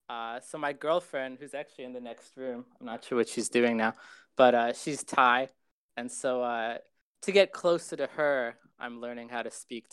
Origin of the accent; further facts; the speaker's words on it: Israel; born there; I was born in Israel.